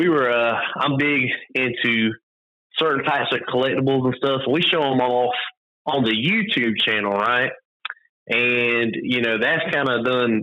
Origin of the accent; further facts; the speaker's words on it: the South, United States; I'm from the South